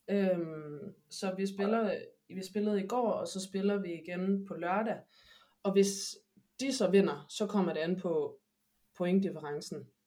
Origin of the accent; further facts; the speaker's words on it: Aarhus, Central Denmark Region, Denmark; moved away as an adult; now in Madrid, Spain; fik min basketopvækst i Åby Høj.